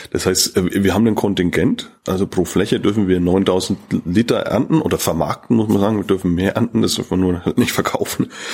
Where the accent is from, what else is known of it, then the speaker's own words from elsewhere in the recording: Bavaria, Germany; bei uns in Bayern